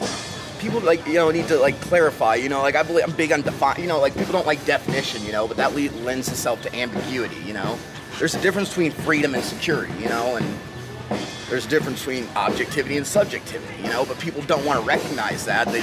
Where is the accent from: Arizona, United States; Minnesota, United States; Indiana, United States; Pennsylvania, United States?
Indiana, United States; also born or lived in Colorado; I'm out here from Colorado, you know, from southern Indiana, you know, so for 30 years, I grew up with nothing but, you know, dirt bags and, you know, flat land.